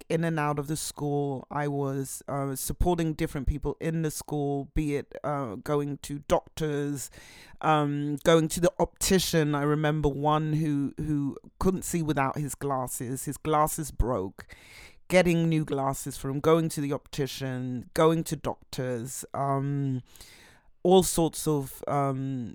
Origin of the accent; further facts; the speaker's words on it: London, United Kingdom; now in Berlin, Germany; I was born in London